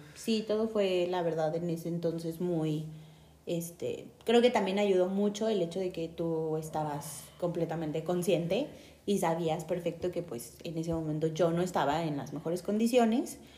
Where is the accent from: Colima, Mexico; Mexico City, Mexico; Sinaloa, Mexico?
Mexico City, Mexico; tengo 29 años y soy originaria de la Ciudad de México